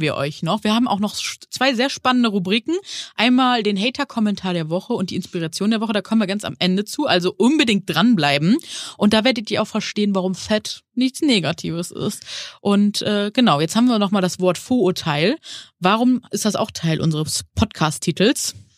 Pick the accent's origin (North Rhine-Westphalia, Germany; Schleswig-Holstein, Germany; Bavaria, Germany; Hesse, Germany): North Rhine-Westphalia, Germany; Neuss; now in Hamburg, Germany; Ich bin aus Hamburg, ursprünglich in Nüss, also Neuss am Rhein, aufgewachsen.